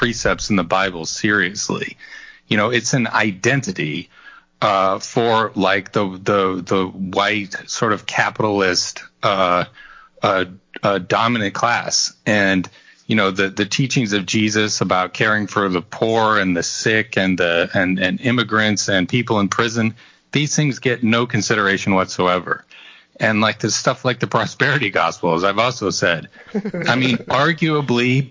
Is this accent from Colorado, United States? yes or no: yes; rural Colorado, United States; when I was in high school in rural Colorado